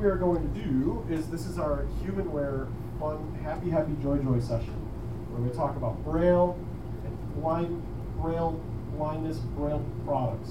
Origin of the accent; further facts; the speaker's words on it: Chicago, Illinois, United States; I am from Chicago, Illinois